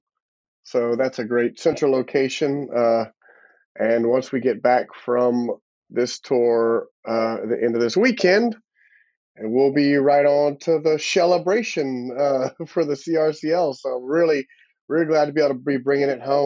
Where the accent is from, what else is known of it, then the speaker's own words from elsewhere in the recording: Broussard, Louisiana, United States; we both grew up in Broussard, Lafayette